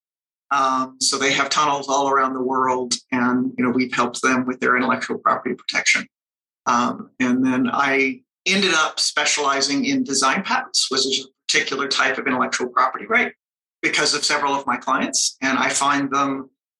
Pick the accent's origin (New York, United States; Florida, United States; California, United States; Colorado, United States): Colorado, United States; I grew up here in Colorado and went to school here